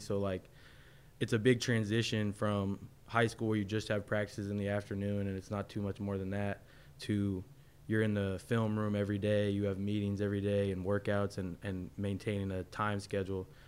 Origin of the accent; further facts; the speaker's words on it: Florida, United States; I'm from Florida